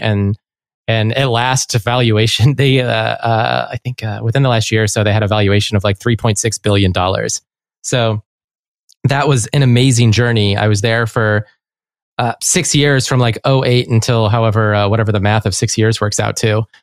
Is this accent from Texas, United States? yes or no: no; Chicago, Illinois, United States; I was from Chicago.